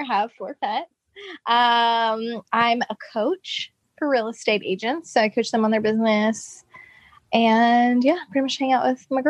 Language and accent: English; Oklahoma, United States; now in Nashville, United States; I'm originally from Oklahoma, live in Nashville now